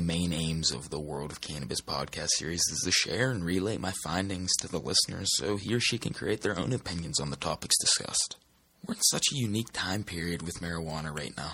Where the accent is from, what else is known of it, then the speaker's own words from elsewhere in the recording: Pittsburgh, Pennsylvania, United States; I'm from Pittsburgh, Pennsylvania.